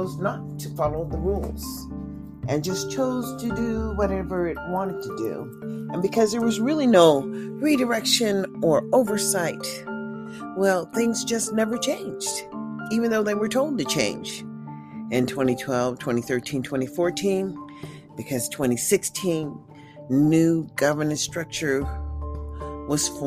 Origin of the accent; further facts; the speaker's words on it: United States; as I am an American citizen